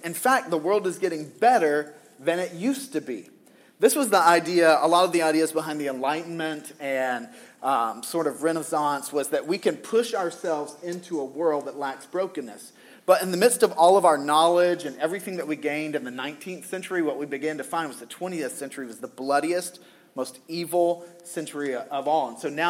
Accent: Southern US, United States; because I grew up in the Bible Belt

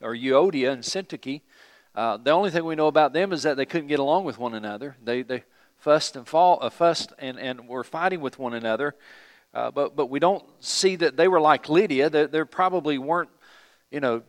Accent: United States; we're from America

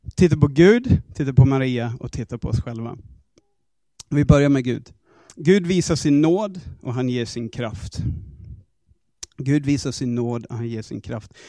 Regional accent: Australia; Swedish is a second language; moved away as an adult; now in Sweden; alla mina grejer hemma i Australien

